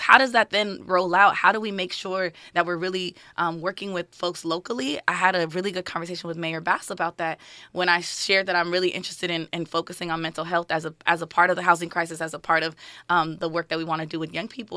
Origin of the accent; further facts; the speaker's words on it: Los Angeles, California, United States; I grew up in L A, born and raised